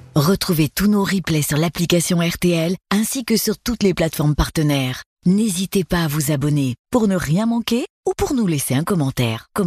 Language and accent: French; Paris, Île-de-France, France; je suis parisien